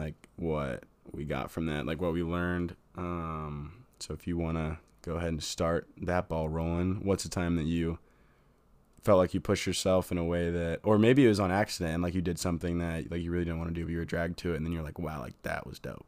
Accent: Fort Wayne, Indiana, United States; I'm from Fort Wayne, Indiana.

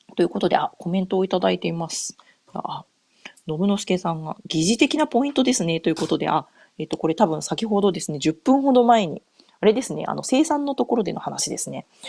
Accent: Japan; first language Japanese; moved away as an adult; now in North America

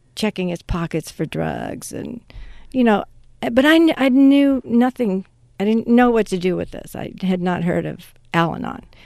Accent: Mississippi, United States; moved away as an adult; also born or lived in Los Angeles; I grew up in Mississippi

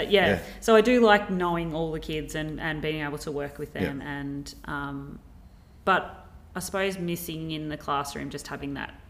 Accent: Blue Earth, Minnesota, United States; And because I come from Blue Earth, well, we didn't sit.

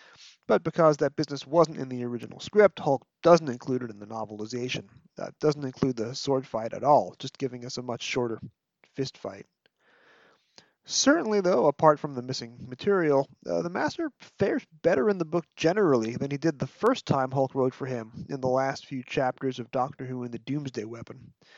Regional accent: New York City, New York, United States; accent: Brooklyn; my native Brooklyn.

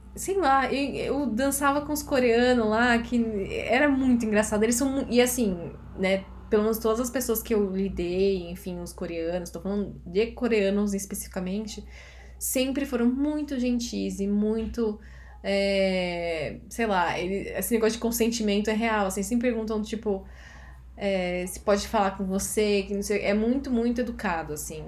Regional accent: Brazil; como uma boa brasileira

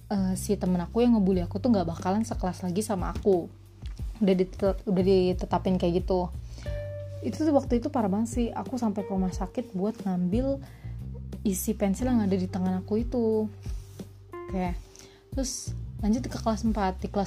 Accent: Subang, West Java, Indonesia; born there; Aku lahir di Subang 13 Januari 2001

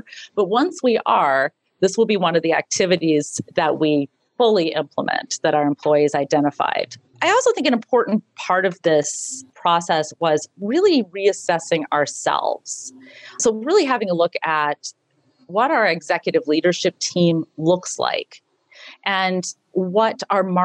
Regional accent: Minneapolis, Minnesota, United States; I grew up in Minneapolis

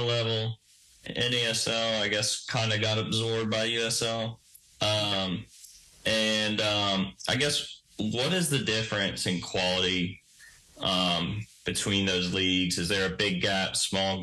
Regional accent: Virginia, United States; I'm from Virginia

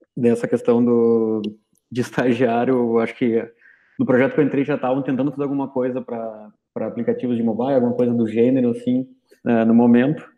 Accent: Rio Grande do Sul, Brazil; eu sou do Rio Grande do Sul também

